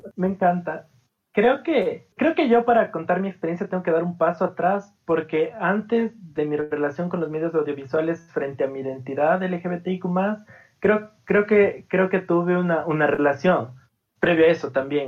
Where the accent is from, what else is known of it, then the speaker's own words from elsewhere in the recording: Cuenca, Azuay, Ecuador; soy de Ecuador, eh, nací en una ciudad como medio chiquita de Ecuador que se llama Cuenca